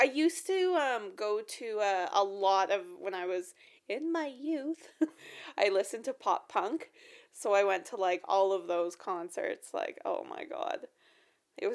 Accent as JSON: {"language": "English", "region": "Saskatchewan", "country": "Canada", "said": "we're from Saskatchewan"}